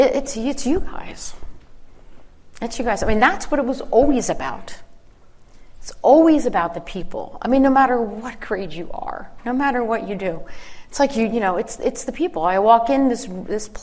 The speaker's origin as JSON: {"language": "English", "town": "Philadelphia", "region": "Pennsylvania", "country": "United States", "said": "I'm from the Philly area"}